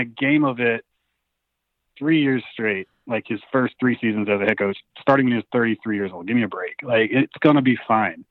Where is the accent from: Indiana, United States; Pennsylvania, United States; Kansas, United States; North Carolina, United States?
North Carolina, United States; Greenville; They're my hometown football team